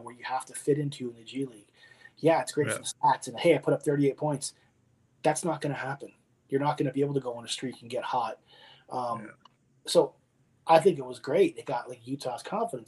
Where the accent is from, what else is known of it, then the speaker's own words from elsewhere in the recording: Windsor, Ontario, Canada; I'm from Windsor